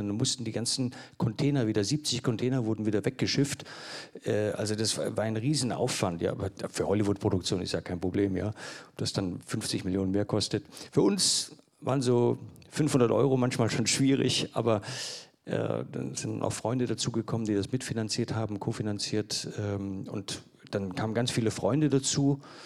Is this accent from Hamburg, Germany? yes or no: yes; Hamburg, Germany; ich bin zum Teil in Hamburg groß geworden, als zwölfjähriger Stöpsel